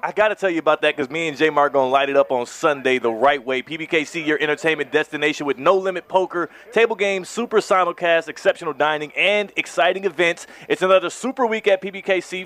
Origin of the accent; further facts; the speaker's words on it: Houston, Texas, United States; I'm from Houston, H Town